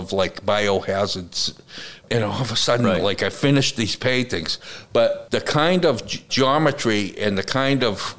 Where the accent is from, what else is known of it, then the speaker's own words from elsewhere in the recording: United States; I'm an American artist